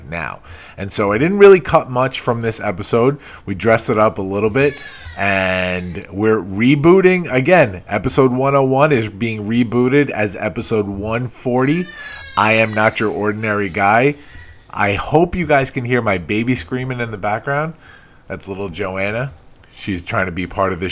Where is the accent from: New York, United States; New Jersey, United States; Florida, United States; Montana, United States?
New York, United States; Long Island; accent: Long Island; a fellow Long Islander, but my Long Island accent